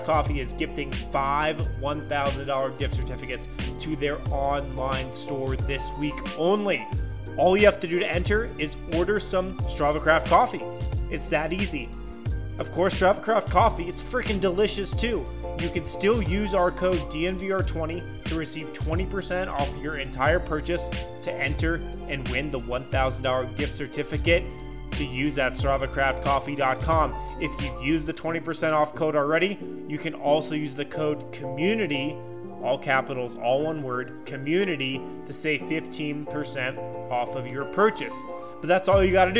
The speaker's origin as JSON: {"language": "English", "town": "Boulder", "region": "Colorado", "country": "United States", "tie": "born or raised there"}